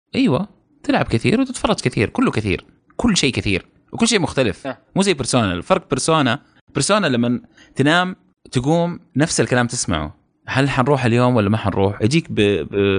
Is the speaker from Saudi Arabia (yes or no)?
yes; Saudi Arabia; احنا سعوديين